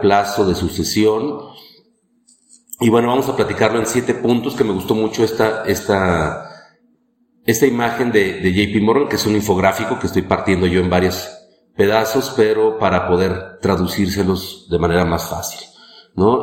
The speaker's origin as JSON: {"language": "Spanish", "country": "Mexico", "said": "en México en realidad todos los somos, pues somos latinos"}